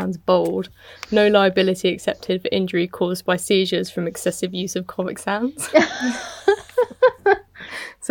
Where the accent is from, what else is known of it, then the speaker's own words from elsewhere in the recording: United Kingdom; I'm British